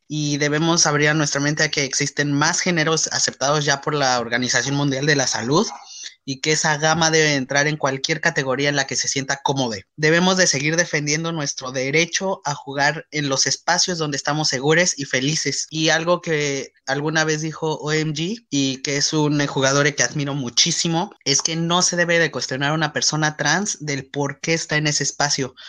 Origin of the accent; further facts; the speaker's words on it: Mexico; En México creo que la mayoría tenemos ese tamaño